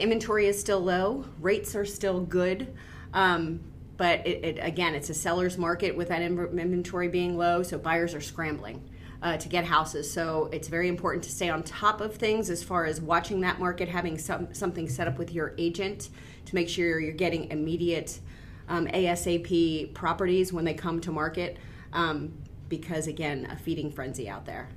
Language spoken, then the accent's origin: English; Boyertown, Pennsylvania, United States; also born or lived in Gilbertsville; I grew up in Boyertown